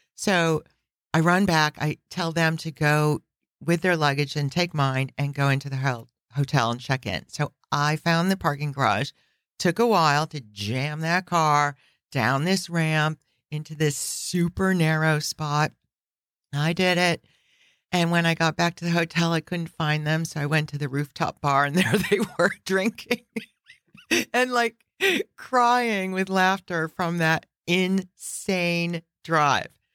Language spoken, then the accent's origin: English; Chicago, Illinois, United States; I grew up in Chicago